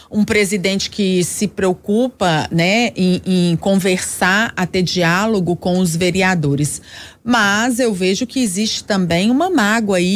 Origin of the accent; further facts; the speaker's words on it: Belo Horizonte, Minas Gerais, Brazil; eu inclusive sou barreirense, né, nascida e criada no Barreiro, então a gente sonha por essa linha